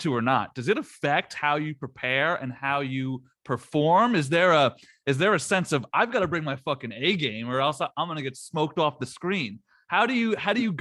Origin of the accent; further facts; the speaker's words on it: New Jersey, United States; I'm from Jersey